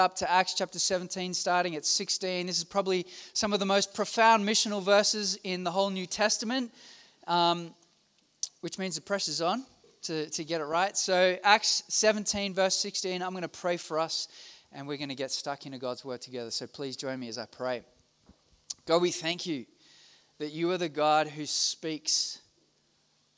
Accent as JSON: {"language": "English", "country": "Australia", "said": "I'm from Australia."}